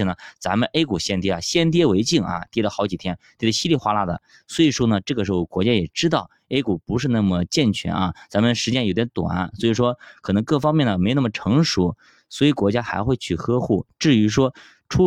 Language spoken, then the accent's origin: Chinese; China; 毕竟咱们是中国人